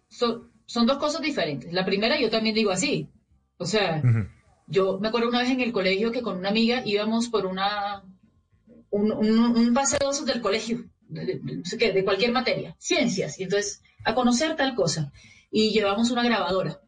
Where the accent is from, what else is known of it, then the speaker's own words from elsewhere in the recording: Barranquilla, Atlántico, Colombia; yo de mi tierra no voy a hablar mal jamás, pero los barranquilleros nos damos esos permisos